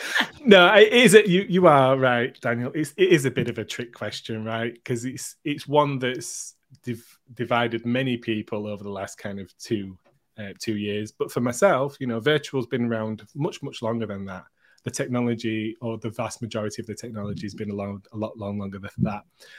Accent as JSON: {"language": "English", "country": "United Kingdom", "said": "Ooh, and as a Brit, that's a great answer."}